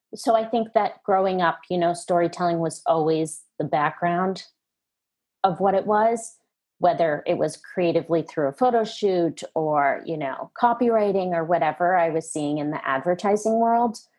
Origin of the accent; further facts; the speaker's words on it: outside of Boston, Massachusetts, United States; now in New York, United States; I grew up outside of Boston in a very creative household.